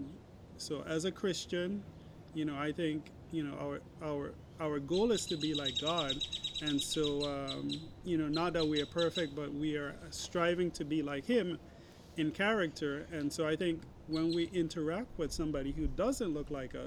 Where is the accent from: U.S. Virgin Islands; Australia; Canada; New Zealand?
U.S. Virgin Islands; St. Thomas; I'm from the U.S. Virgin Islands, St. Thomas.